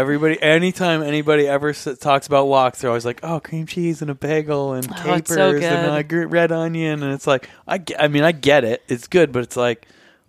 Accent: Vermont, United States; I visited people that I grew up near them in Vermont

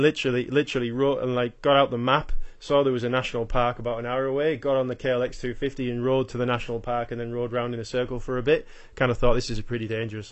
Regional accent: Yorkshire and the Humber, United Kingdom; accent: Yorkshire with a little bit of Australia; moved away as an adult; now in Australia; my accent is, effect, well, pretty much all uh, Yorkshire with a little bit of Australia chucked in there as well. So I've been in, um, I've been in Australia for ten years now

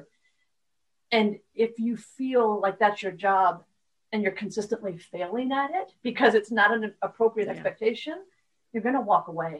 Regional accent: Detroit, Michigan, United States; I'm from Detroit

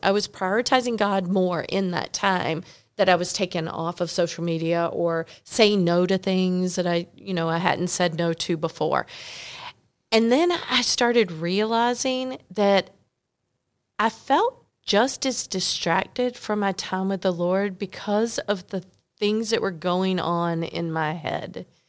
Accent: North Carolina, United States; I'm from North Carolina

